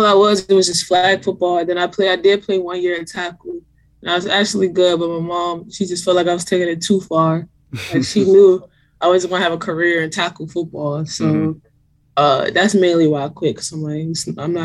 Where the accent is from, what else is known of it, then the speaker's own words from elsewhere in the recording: District Heights, Maryland, United States; I grew up in District Heights, Maryland, but a lot of people probably would know that better if I just say Prince George's County, Maryland